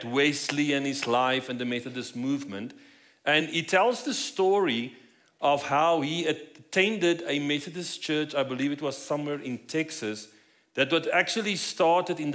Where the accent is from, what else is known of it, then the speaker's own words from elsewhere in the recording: South Africa; moved away as an adult; now in Colorado Springs, United States; As you might notice from my accent, we're not from here. So we moved here about 5 years ago from South Africa.